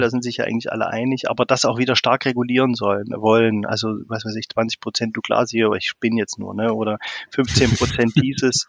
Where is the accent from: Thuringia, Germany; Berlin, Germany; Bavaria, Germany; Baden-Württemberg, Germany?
Thuringia, Germany; also born or lived in Greifswald / Munich / South Africa; Also ich komme eigentlich aus Thüringen und bin auch hier sozialisiert.